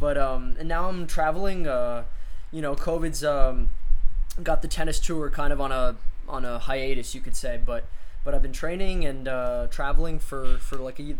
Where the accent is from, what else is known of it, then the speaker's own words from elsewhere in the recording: Long Island, New York, United States; moved away as an adult; also born or lived in Notre Dame, Indiana; I was born in New York, born on Long Island.